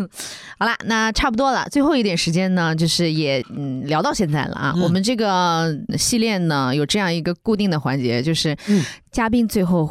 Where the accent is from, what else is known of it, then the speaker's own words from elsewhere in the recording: Shanghai, China; 我在上海待了这么久，我就出生在上海